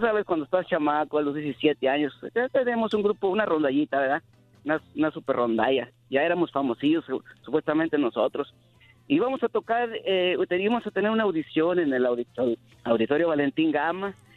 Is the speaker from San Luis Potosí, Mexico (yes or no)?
yes; Rioverde, San Luis Potosí, Mexico; now in Phoenix, United States; Yo soy, soy nativo de Río Verde, San Luis Potosí.